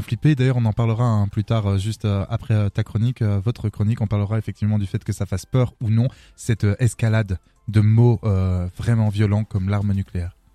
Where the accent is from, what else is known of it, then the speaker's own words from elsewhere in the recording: Arlon, Wallonia, Belgium; moi je viens d'Arlon